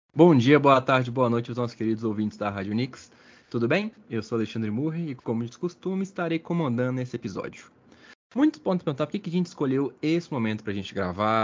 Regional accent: Belo Horizonte, Minas Gerais, Brazil; A gente é de Belo Horizonte

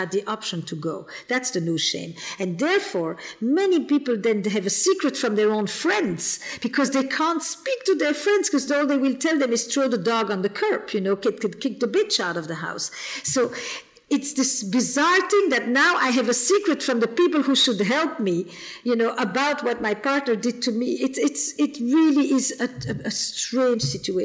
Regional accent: Flemish part of Belgium, Flanders, Belgium; I'm from the Flemish part of Belgium. I'm not French.

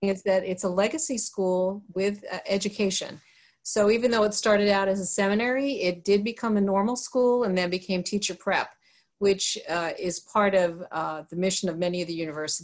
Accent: Long Island, New York, United States; moved away as an adult; also born or lived in rural America; now in Pennsylvania, United States; I have relatives in Pennsylvania, born in New York. And so this part of the world, rural America, even though I lived on Long Island

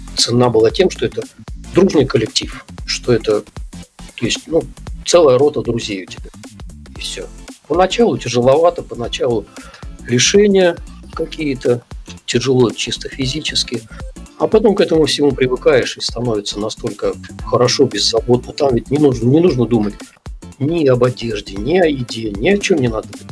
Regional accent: Belebey, Bashkortostan, Russia; also born or lived in Kazakhstan; первые мои воспоминания это вот с того города, вот, в котором я сейчас живу, это город Белебей

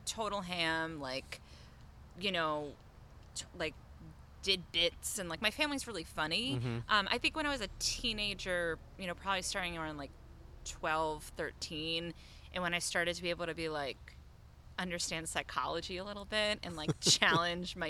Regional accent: Belmont, Massachusetts, United States; I grew up in Belmont, Massachusetts

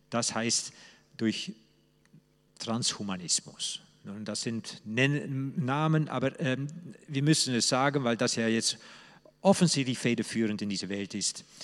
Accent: Netherlands; German is a second language; moved away as an adult; now in Germany; So ticke ich als Holländer eben anders, nicht nur weil ich nun Holländer bin, sondern auch weil wir Holländer einen anderen Geist, einen anderen Engelwesen haben.

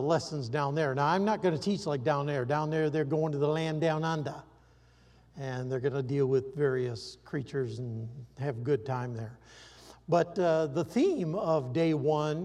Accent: Iowa, United States; I grew up in Iowa

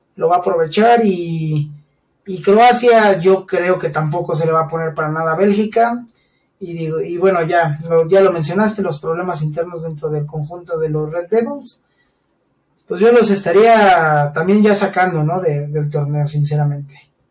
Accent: Mexico; siendo mexicanos

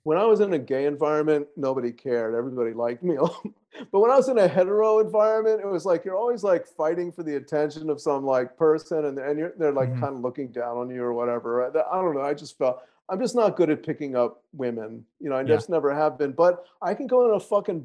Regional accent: the South, United States; accent: Southern; I said a little Southern because I'm from the South

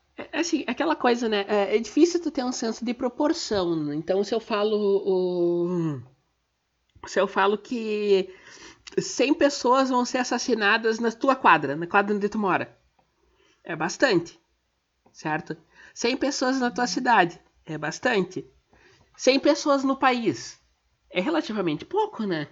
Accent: Gaúcha, Rio Grande do Sul, Brazil; eu sou gaúcha

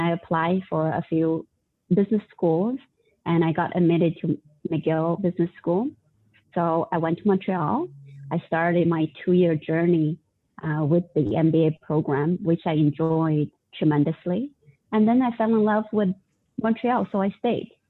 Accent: Northeast China, China; moved away as an adult; now in Canada; I was born and raised in China. My hometown is actually in northeast of China, close to Russia

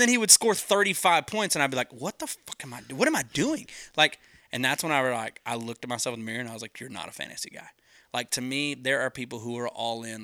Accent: between Dallas and Amarillo, Texas, United States; I grew up about two hours from Dallas. I'm right in between Dallas and Amarillo, middle of nowhere

